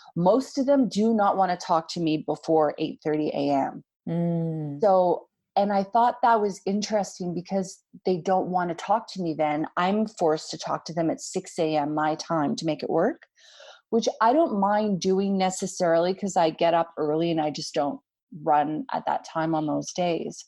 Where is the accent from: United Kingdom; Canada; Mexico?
Canada; being, you know, from Canada, being North American